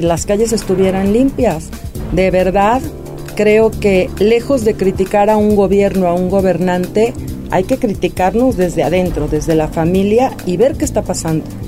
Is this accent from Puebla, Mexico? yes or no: yes; San Martín Texmelucan, Puebla, Mexico; San Martín es mi tierra, es mi casa. Ahí crecimos, ahí nacimos